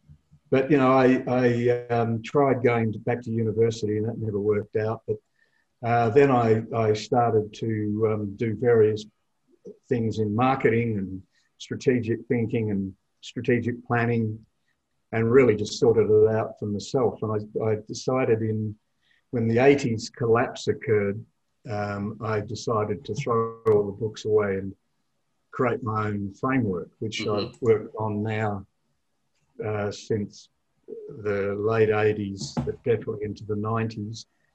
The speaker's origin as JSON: {"language": "English", "town": "Perth", "region": "Western Australia", "country": "Australia", "tie": "born or raised there", "also_born_or_lived": "England / Europe / United States", "said": "I was born in Perth in Western Australia."}